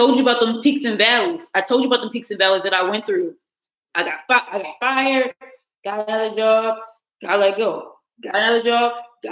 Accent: Baltimore, Maryland, United States; now in Los Angeles, United States; I'm from Baltimore City

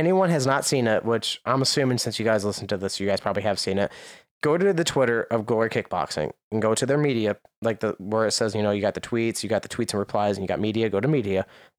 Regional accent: United States; I say S because I'm American.

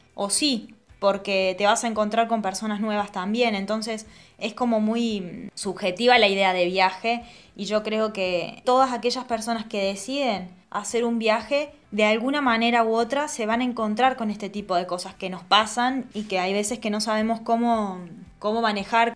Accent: La Pampa, Argentina; moved away as an adult; also born or lived in Córdoba; now in Italy; Somos dos argentinas, yo de La Pampa

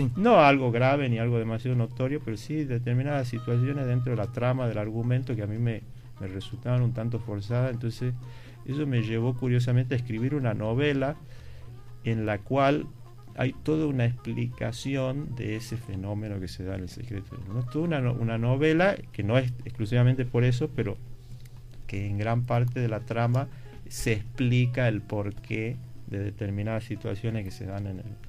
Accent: Tucumán, Argentina; moved away as an adult; also born or lived in Buenos Aires, Argentina / Madrid, Spain; Yo me considero un tucumano prácticamente mm. de, nacimiento

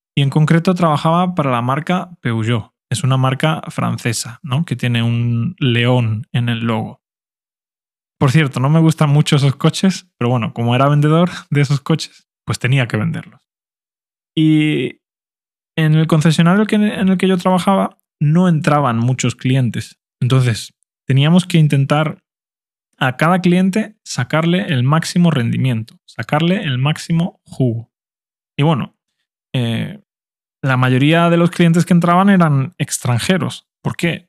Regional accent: Spain; first language Spanish; todos los demás hablábamos español porque éramos españoles

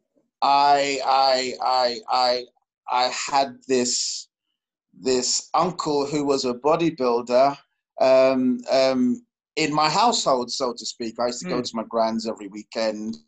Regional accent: London, United Kingdom; I grew up in West London, Ladbroke Grove, Harrow Road, Kilburn, Edgware Road

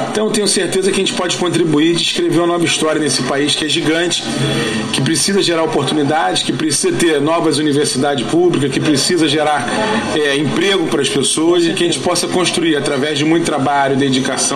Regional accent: Rio de Janeiro, Brazil

